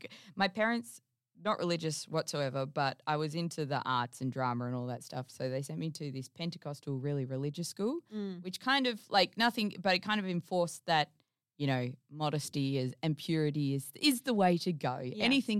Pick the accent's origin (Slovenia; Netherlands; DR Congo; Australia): Australia; Geraldton, Western Australia; I grew up in Geraldton.